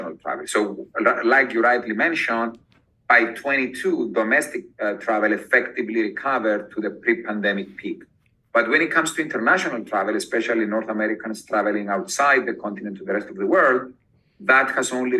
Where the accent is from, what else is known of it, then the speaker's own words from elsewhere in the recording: Cyprus; moved away as an adult; also born or lived in London / Oxford; I am originally from Cyprus, which is a small island close to Greece.